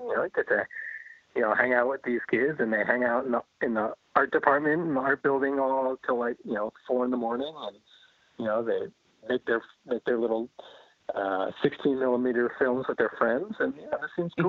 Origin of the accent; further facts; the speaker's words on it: Flemington, New Jersey, United States; moved away as an adult; also born or lived in Maryland; I grew up in New Jersey, in central New Jersey, uh, Hunterdon County. So okay. this was Flemington.